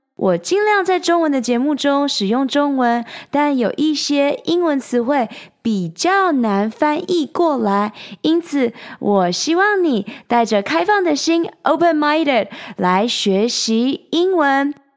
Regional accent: Taiwan; moved away as an adult; also born or lived in United States / Shanghai, China; 台湾，四面环海，从小在大海与大山之间长大

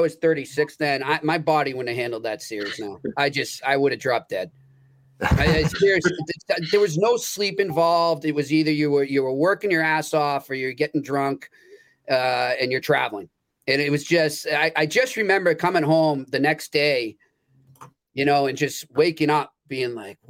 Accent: Boston, Massachusetts, United States; I'm from Dorchester, Mass.

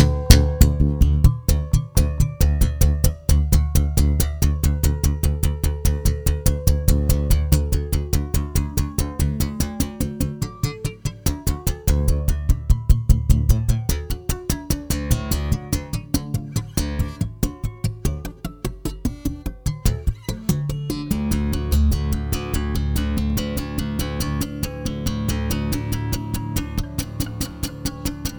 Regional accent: White Plains, New York, United States; also born or lived in Cleveland, Ohio; I'm originally from Cleveland, Ohio, but from age 5 on lived in White Plains, New York until I finished high school

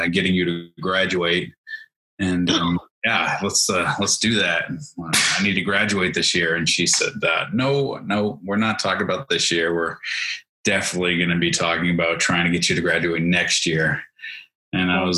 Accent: Portsmouth, New Hampshire, United States; also born or lived in New England; I'm a native of New Hampshire. I've lived in all the New England states besides Rhode Island

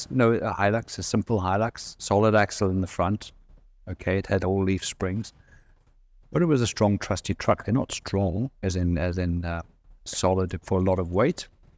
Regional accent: South Africa; I'm South African.

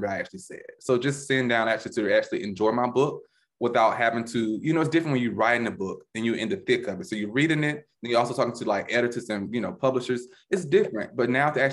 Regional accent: the South, United States; a young black male growing up in the South

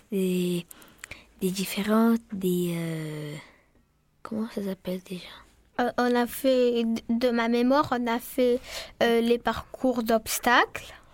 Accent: Marseille, Provence-Alpes-Côte d'Azur, France; Je viens de Marseille. Euh, je viens de, du Canet Jean Jaurès. … J'ai 10 ans. J'habite au Canet Jean Jaurès.

